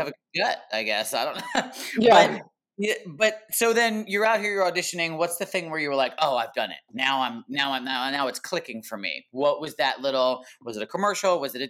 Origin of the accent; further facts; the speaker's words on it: New Jersey, United States; moved away as an adult; also born or lived in New York; now in Los Angeles, United States; I live here, but I'm from New York and New Jersey, primarily New Jersey. But I've been out here 21 years in Los Angeles.